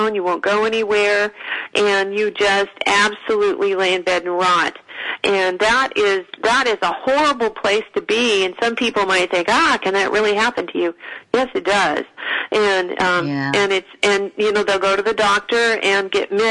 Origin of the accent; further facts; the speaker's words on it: Northern California, United States; I come from Northern California